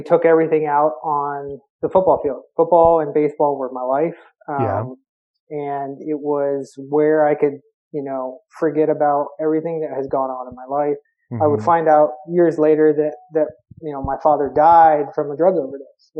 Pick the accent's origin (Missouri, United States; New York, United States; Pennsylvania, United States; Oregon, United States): Pennsylvania, United States; Berwick; I was from Berwick area of Pennsylvania, which is quite known for their high school football in PA. It's a steelworking nuclear power plant, small town